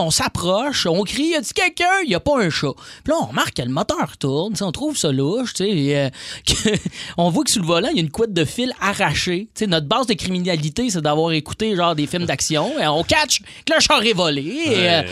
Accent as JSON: {"language": "French", "town": "Joliette", "region": "Quebec", "country": "Canada", "tie": "born or raised there", "said": "dans ma ville natale, où je viens de Joliette, l'école secondaire est collée sur euh, la prison des femmes de Lanaudière."}